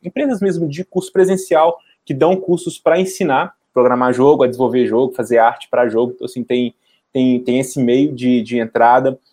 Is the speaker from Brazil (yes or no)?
yes; Belo Horizonte, Minas Gerais, Brazil; eu sou de Belo Horizonte